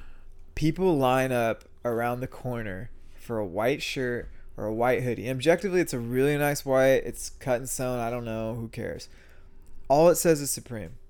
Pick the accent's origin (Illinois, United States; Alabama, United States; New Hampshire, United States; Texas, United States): Texas, United States; San Antonio; also born or lived in New York City; I grew up in San Antonio